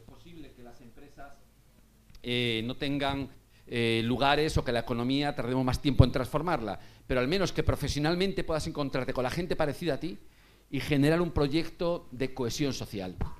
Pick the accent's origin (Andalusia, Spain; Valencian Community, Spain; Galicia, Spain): Galicia, Spain; Vigo; now in Madrid, Spain; yo soy de Vigo